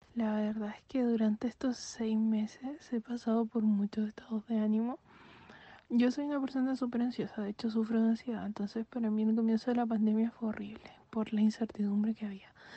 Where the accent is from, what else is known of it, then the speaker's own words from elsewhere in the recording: Puerto Natales, Magallanes and Chilean Antarctica, Chile; soy de Puerto Natales, de la región de Magallanes en Chile, vivo al fin del mundo